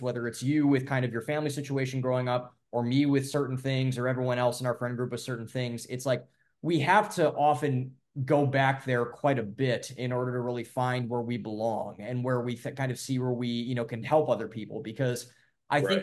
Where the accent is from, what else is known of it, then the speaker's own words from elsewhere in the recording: Ohio, United States; also born or lived in Boston; I'm from Ohio, I'm from the Midwest, so I'm kind of used to like green spaces